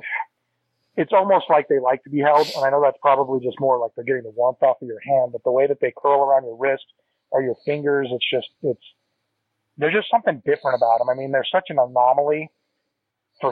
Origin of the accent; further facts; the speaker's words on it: Northern California, United States; also born or lived in Texas; we moved to Northern California, where my mom was from